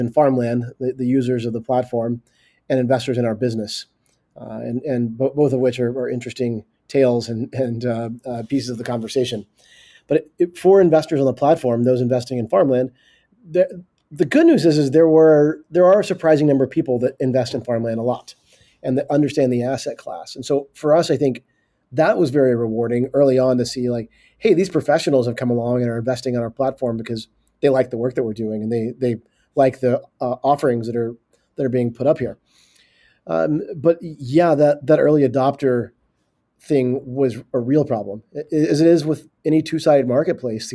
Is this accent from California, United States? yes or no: no; Arkansas, United States; moved away; also born or lived in San Francisco; I'm from Arkansas originally, but I was living in San Francisco and moved back here 4 years ago